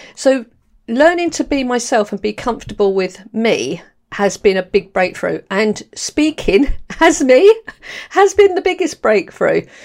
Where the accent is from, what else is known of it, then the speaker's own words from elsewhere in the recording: London, United Kingdom; accent: London; moved away; also born or lived in Borehamwood, Hertfordshire; I was born, um, in Camberwell, actually, in London, and then we moved to the Edinburgh and Castle. So, I've got a real London accent